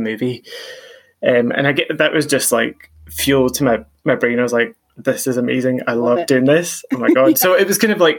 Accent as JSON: {"language": "English", "town": "Ayr", "region": "Scotland", "country": "United Kingdom", "tie": "born or raised there", "moved": "yes", "said": "I grew up in Ayr"}